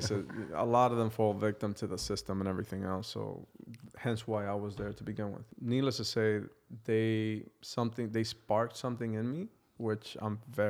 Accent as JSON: {"language": "English", "town": "New York City", "region": "New York", "country": "United States", "tie": "born or raised there", "moved": "as an adult", "lives_now": "Toronto, Canada", "said": "One of the blocks in my precinct, which is the area that I grew up actually, was actually known as the heroin capital of New York City."}